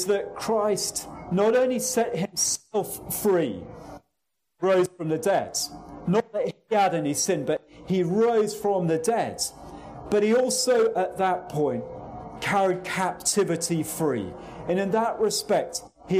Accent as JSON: {"language": "English", "region": "England", "country": "United Kingdom"}